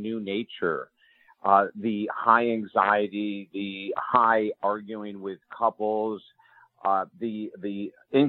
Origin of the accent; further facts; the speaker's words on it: upstate New York, United States; moved away as an adult; also born or lived in Syracuse, New York; now in South Florida, United States; I was an upstate New Yorker, and I came to Florida.